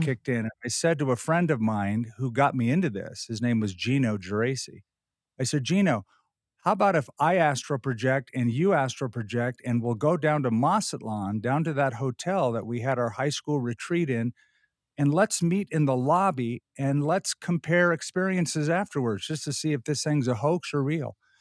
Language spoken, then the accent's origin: English; Southern California, United States; I was raised in Southern California